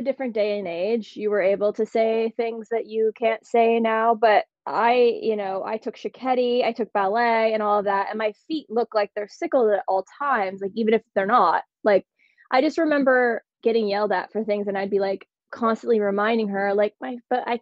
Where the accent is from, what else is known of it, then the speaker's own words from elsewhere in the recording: Butler, Pennsylvania, United States; moved away; I grew up in Butler, Pennsylvania, which is a small town north of Pittsburgh.